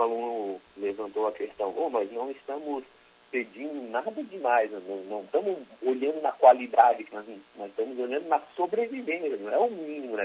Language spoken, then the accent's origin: Portuguese; Criciúma, Santa Catarina, Brazil; Eu sou natural de Criciúma.